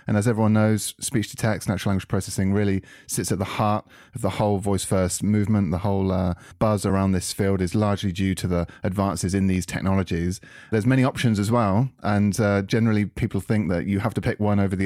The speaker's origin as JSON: {"language": "English", "country": "United Kingdom", "said": "as a Brit"}